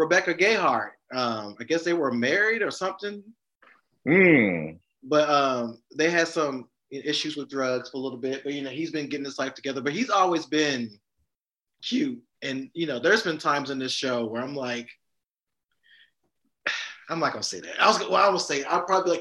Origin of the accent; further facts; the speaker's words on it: the South, United States; I'm a Southerner